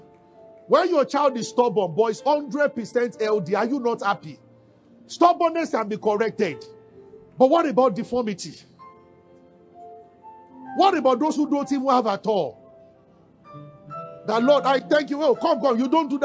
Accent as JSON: {"language": "English", "country": "Nigeria", "said": "we are from Nigeria, but we are not poor"}